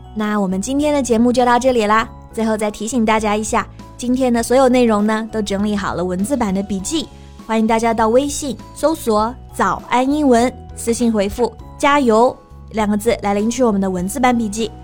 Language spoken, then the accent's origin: Chinese; Hunan, China; 我们湖南人也有stereotype